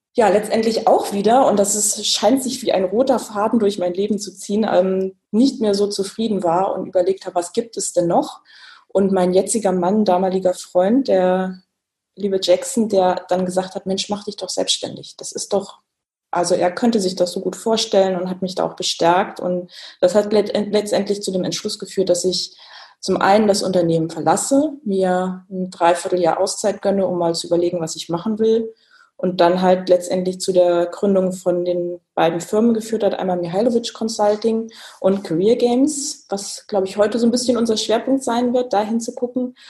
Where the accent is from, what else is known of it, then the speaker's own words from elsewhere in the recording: Kassel, Hesse, Germany; Das war alles in Kassel, wo ich gebürtig herkomme